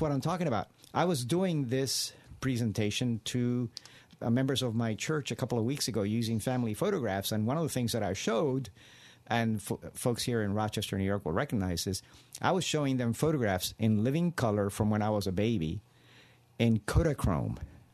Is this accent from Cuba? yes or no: yes; Cuba; now in United States; I was born and raised in Cuba